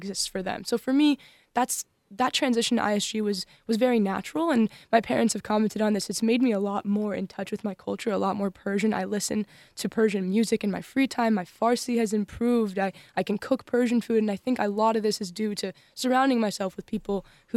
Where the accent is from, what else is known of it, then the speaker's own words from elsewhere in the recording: Northern California, United States; moved away as an adult; now in Los Angeles, United States; I grew up in Northern California in a relatively vibrant Iranian-American community